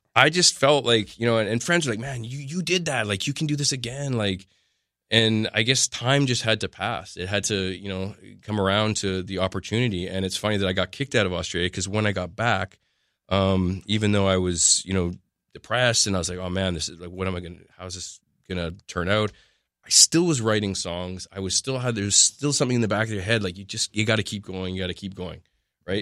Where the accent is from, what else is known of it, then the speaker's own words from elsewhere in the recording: Canada; we're Canadian.